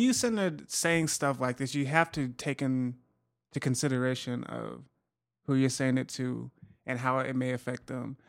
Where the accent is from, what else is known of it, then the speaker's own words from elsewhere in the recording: Utah, United States; in Utah, so I try to keep up on my home state